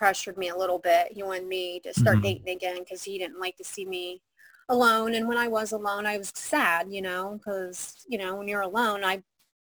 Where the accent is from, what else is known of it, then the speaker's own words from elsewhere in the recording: Mount Vernon, Ohio, United States; I moved back to my hometown, Mount Vernon, Ohio